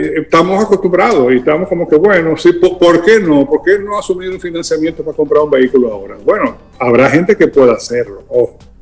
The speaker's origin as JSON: {"language": "Spanish", "country": "Dominican Republic"}